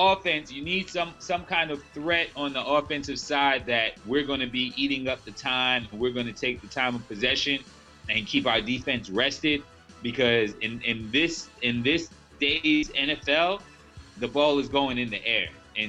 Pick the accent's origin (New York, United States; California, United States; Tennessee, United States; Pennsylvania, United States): New York, United States; Peyton's my guy, and I'm a New Yorker on top of that.